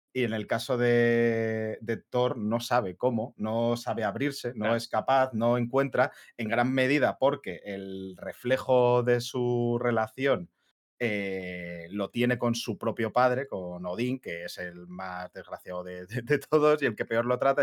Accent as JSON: {"language": "Spanish", "town": "Madrid", "region": "Community of Madrid", "country": "Spain", "said": "somos dos de Madrid"}